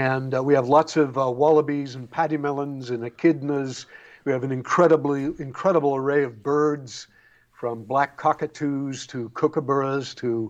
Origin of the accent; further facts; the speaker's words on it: Bellingham, Washington, United States; also born or lived in Greece / Alaska; now in Tasmania, Australia; I grew up in Bellingham, Washington, under the Canadian border